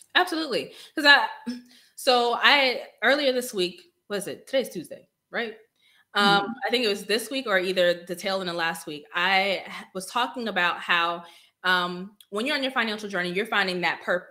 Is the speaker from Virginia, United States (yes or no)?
yes; Northern Virginia, United States; moved away as an adult; now in Killeen, United States; I'm from Northern Virginia. So um, Prince William County and up